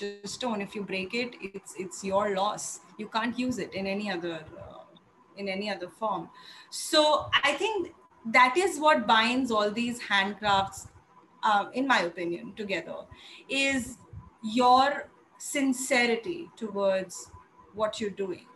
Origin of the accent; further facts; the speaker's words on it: Agra, Uttar Pradesh, India; I come from Agra